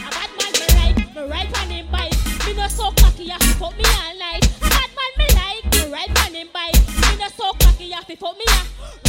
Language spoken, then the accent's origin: English; Kingston, Surrey, Jamaica; May I come straight from Kingston, Jamaica. It's every time me I dance to represent me.